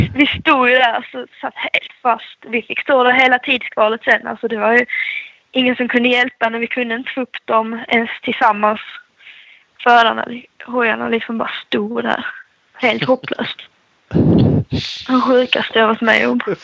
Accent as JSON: {"language": "Swedish", "region": "Skåne", "country": "Sweden", "said": "som skåning"}